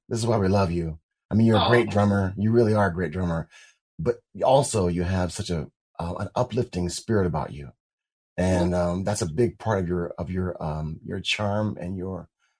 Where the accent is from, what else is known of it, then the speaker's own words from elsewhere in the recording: Kalamazoo, Michigan, United States; I'm from Kalamazoo.